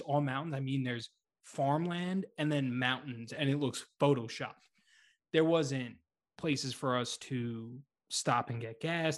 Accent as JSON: {"language": "English", "town": "Boston", "region": "Massachusetts", "country": "United States", "accent": "Boston", "said": "my Boston accent"}